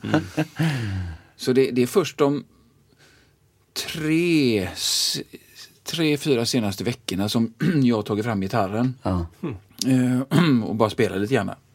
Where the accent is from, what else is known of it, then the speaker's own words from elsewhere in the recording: Gothenburg, Västra Götaland, Sweden; jag är uppvuxen i Tynnered